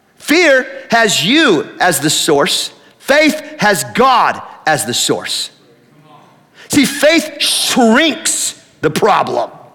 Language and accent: English; Tillamook, Oregon, United States; I grew up in Tillamook